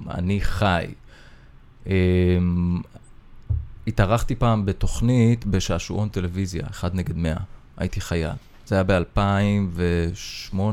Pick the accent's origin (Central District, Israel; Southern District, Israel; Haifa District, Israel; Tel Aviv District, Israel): Haifa District, Israel; Isfiya; אמ, גדלתי בעוספיא.